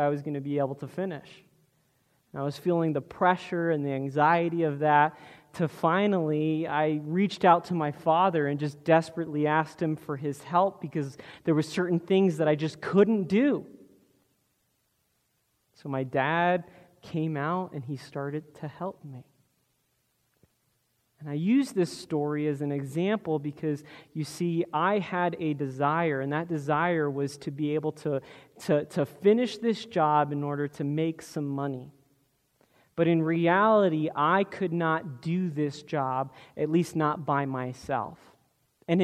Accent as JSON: {"language": "English", "region": "South Florida", "country": "United States", "tie": "born or raised there", "said": "growing up in Florida, we regularly deal with hurricanes"}